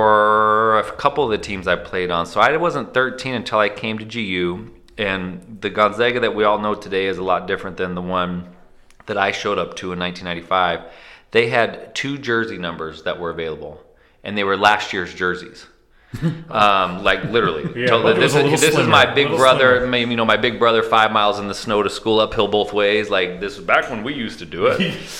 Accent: Portland, Oregon, United States; now in Spokane, United States; growing up in Portland

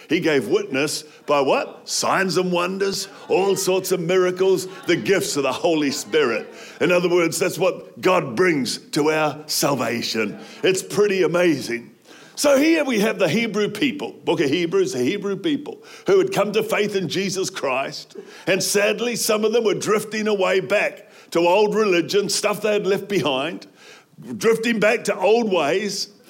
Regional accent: New Zealand; I grew up in New Zealand

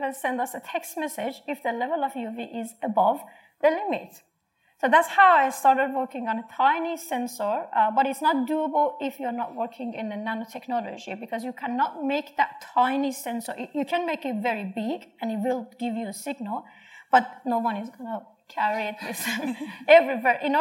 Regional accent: Iran; moved away as an adult; now in Australia; I'm from Iran

